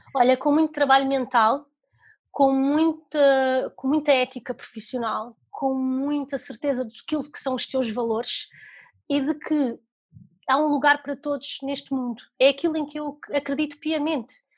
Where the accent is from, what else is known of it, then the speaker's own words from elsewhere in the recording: Maia, North, Portugal; also born or lived in Lisbon / Italy; eu nasci em Lisboa, mas nós mudamos para, para o norte, mais propriamente para a Maia, tinha eu 4 anos.